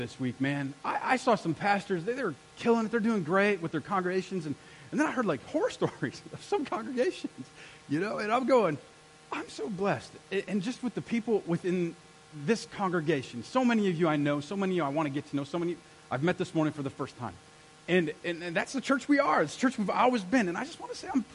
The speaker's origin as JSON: {"language": "English", "country": "United States", "said": "I'm an American"}